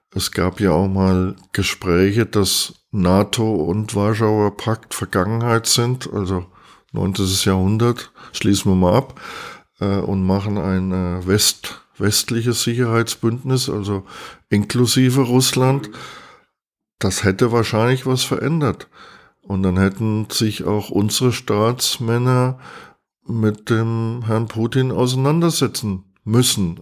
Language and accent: German; East Germany, Germany; bei uns in der DDR